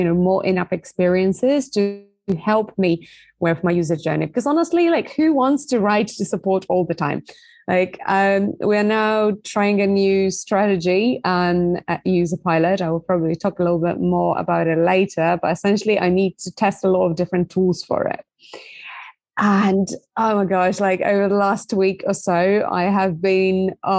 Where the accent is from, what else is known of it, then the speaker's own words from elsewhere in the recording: Poland; originally from Poland, hence the difficult last name